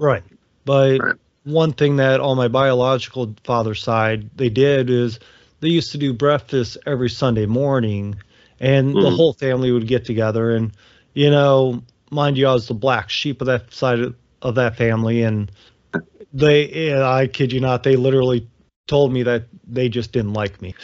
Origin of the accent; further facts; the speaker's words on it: Ohio, United States; moved away; I grew up in in Ohio